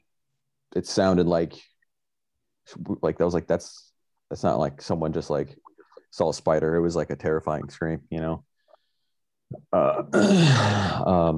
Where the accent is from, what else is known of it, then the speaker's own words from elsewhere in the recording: Pensacola, Florida, United States; originally from Pensacola, Florida.